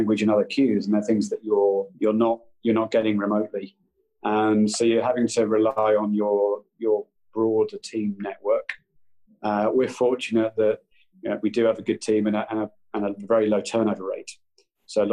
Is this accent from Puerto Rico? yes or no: no; Brighton, South East England, United Kingdom; I grew up in Brighton